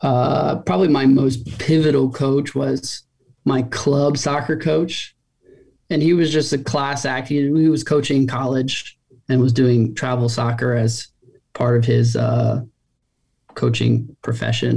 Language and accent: English; Takoma Park, Maryland, United States; I grew up in Tacoma Park, a suburb outside of DC